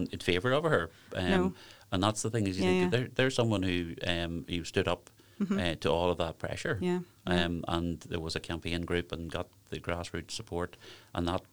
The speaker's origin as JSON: {"language": "English", "town": "Lurgan", "region": "Northern Ireland", "country": "United Kingdom", "moved": "yes", "said": "I'm obviously originally from the Craigavon, Lurgan area"}